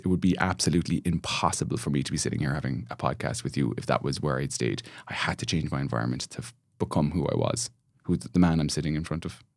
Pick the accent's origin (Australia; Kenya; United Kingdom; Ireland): Ireland; Shannon, Munster; moved away as an adult; now in Cork, Ireland; my hometown of Shannon